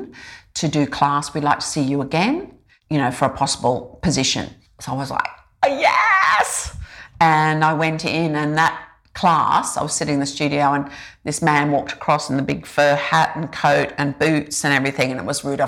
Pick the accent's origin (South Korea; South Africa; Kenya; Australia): Australia; Rockhampton, Queensland; first language English; I grew up in Rockhampton